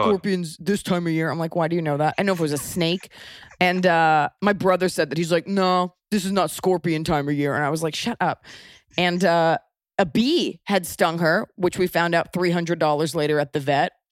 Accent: United States; accent: American

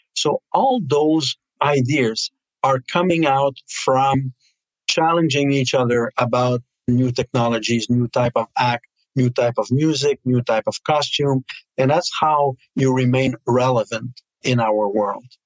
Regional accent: Canada; we have as Canadian, also as we have here in Montreal

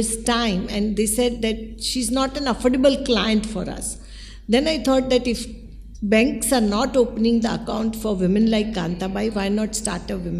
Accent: Mumbai, Maharashtra, India; also born or lived in Mhaswad; I was born and raised in Mumbai.

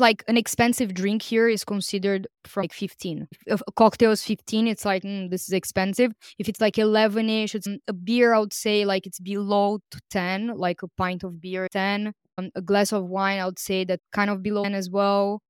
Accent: Brazil; moved away; I'm from Brazil

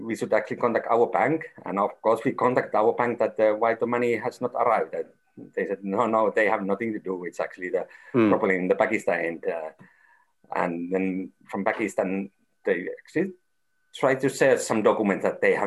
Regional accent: Finland; I'm from Finland, and Finland is always seen as maybe one of the most trustful country

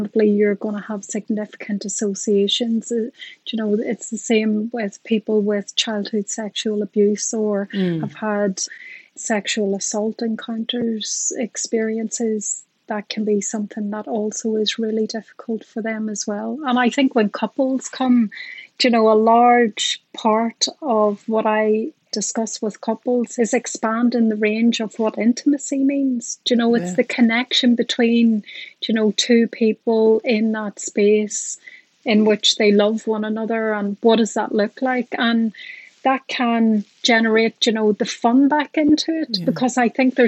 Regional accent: Ireland; I'm Irish and a psychologist

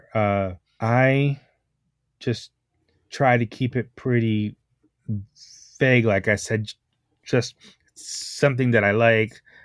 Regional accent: Dallas, Texas, United States; my hometown

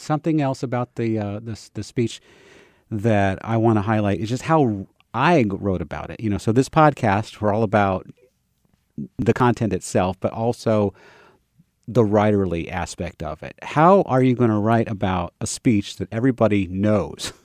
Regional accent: Savannah, Georgia, United States; I'm from Savannah

